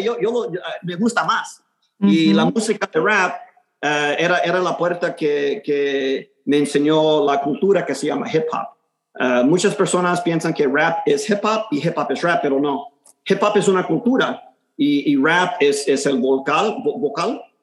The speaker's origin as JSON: {"language": "Spanish", "town": "Houston", "region": "Texas", "country": "United States", "tie": "born or raised there", "first_language": "Spanish", "said": "nací aquí en Houston, en, en el segundo barrio, eh, el East End"}